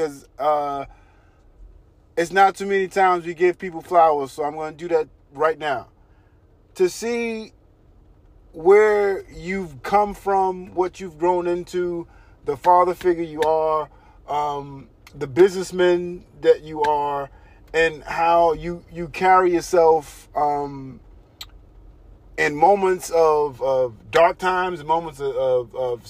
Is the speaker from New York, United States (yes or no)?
yes; New York City, New York, United States; we're from Brooklyn